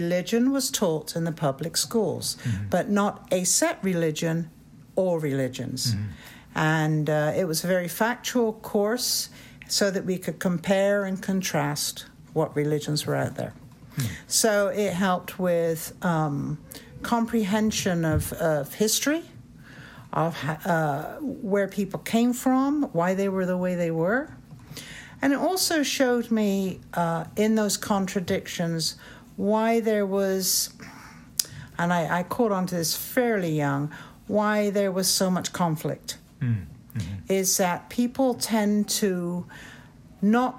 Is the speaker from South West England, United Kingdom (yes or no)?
yes; Bristol, South West England, United Kingdom; moved away as an adult; now in United States; I'm from England